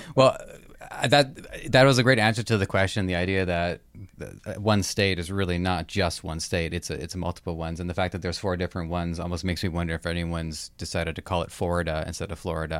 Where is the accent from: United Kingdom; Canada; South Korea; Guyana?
Canada; Toronto, Ontario